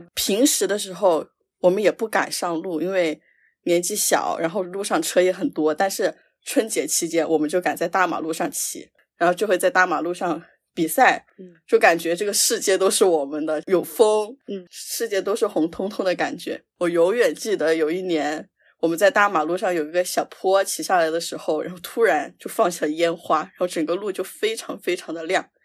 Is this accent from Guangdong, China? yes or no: no; Sichuan, China; 所以大家应该能猜出来我是四川人